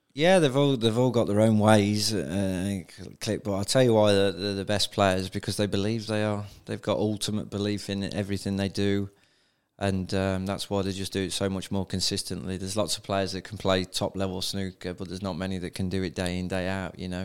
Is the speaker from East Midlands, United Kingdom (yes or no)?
yes; Donisthorpe, East Midlands, United Kingdom; I'm a lad from Donisthorpe originally